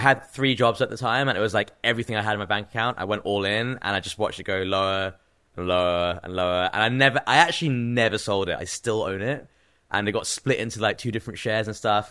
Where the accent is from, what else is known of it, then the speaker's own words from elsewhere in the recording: Cambridge, East of England, United Kingdom; moved away as an adult; also born or lived in New York City / Bangladesh (parents); now in London, United Kingdom; I grew up in England, yeah. I was born in Cambridge, in England, which is like a small university town, probably like an hour out of London. So I was born there.